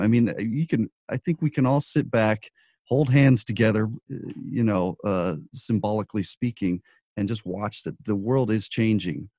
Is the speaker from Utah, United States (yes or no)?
no; Albuquerque, New Mexico, United States; I grew up in Albuquerque